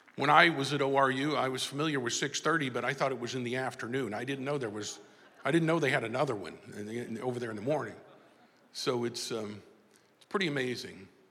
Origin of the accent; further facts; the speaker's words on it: Tulsa, Oklahoma, United States; i came back to my hometown here in tulsa oklahoma